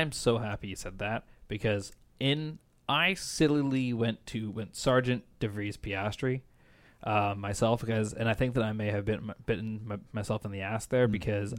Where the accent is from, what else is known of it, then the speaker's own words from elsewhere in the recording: Canada; born there; And as a Canadian, Canadian-born British, this is the Canadian-British team.